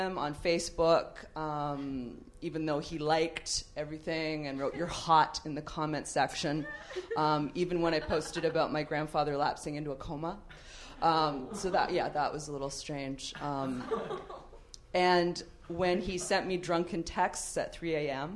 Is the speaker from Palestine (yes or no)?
no; Canada; moved away as an adult; now in Los Angeles, United States; I'm Canadian.